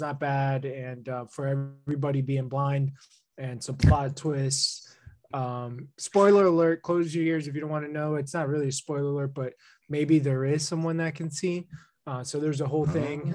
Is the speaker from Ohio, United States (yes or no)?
no; New Jersey, United States; growing up in New Jersey